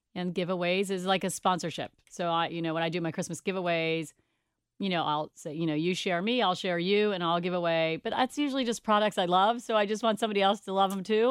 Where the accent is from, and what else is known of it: Cincinnati, Ohio, United States; born or raised there